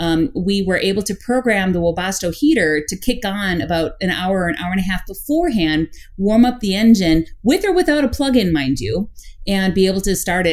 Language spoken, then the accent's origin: English; Midwest, United States; we're from the Midwest and we're used to very cold temperatures in the Midwest during the wintertime